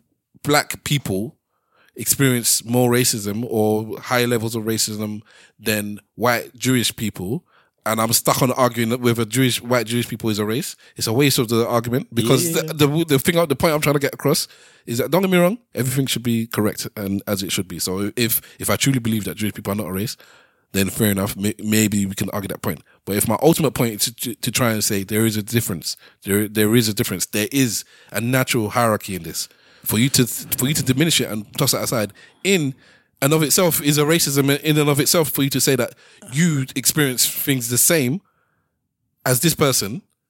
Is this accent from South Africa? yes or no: yes; South Africa; It's like, I'm from South Africa.